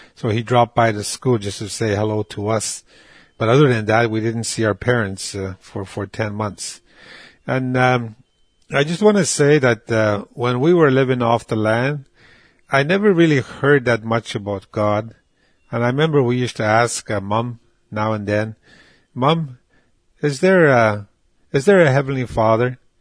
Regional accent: Moose Factory, Ontario, Canada; born or raised there; first language Cree; English is a second language; also born or lived in Rupert House (Waskaganish), Quebec

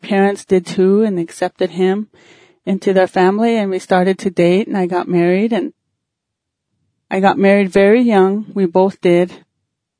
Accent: Thunder Butte, South Dakota, United States; also born or lived in Dupree, South Dakota; When I was a little girl, we grew up in a little Indian village down in Thunder Butte

